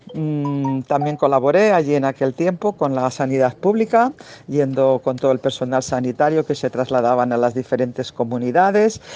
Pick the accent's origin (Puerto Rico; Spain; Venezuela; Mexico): Spain; Bilbao, Basque Country; moved away; also born or lived in Barcelona / Catalonia; de Bilbao, de donde soy